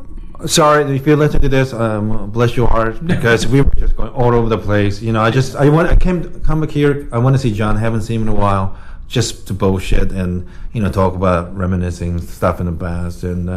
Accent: Japan; I grew up in Japan, so in Japan, if you threaten people

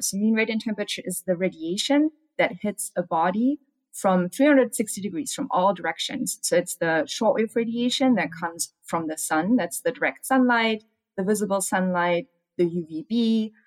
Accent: Germany; now in Arizona, United States; I'm from Germany

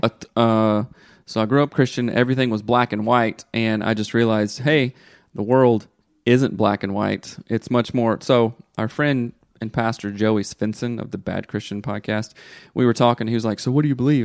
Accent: the South, United States; growing up in the South

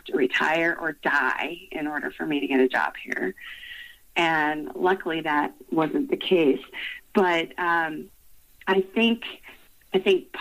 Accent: Colorado, United States; I was born and raised in Colorado

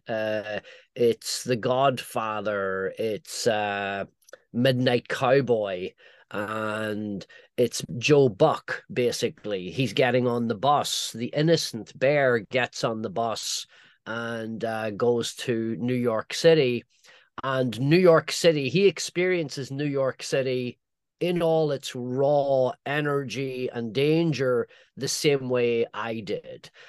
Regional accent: Northern Ireland, United Kingdom; moved away; my own you know, childhood growing up in Northern Ireland

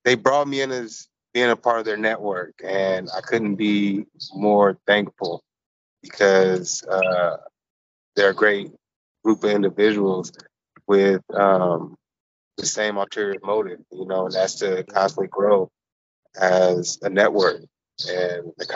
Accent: California, United States; now in Arizona, United States; I'm originally from California, but I reside in Arizona

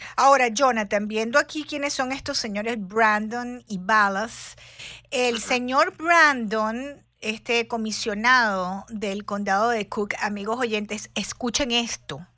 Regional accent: Venezuela; yo nací en Venezuela

